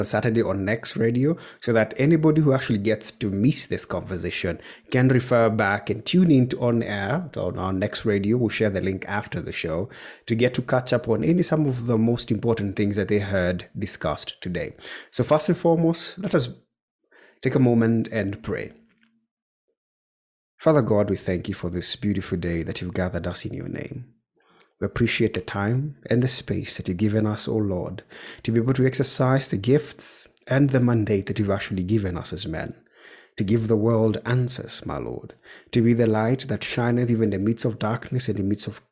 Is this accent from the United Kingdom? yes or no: no; Nyeri, Nyeri County, Kenya; I'm hail from Nyeri, Kenya